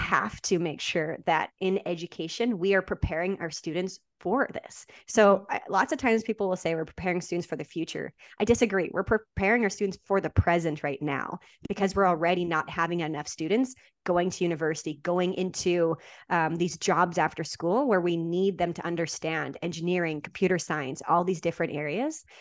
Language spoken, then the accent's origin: English; Saskatchewan, Canada; I was born and raised in Saskatchewan, Canada, and that's where I taught.